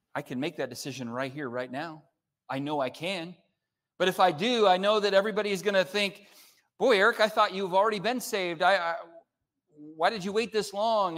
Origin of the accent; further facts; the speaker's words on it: California, United States; now in Oklahoma, United States; I'm from California. I don't speak Oklahoman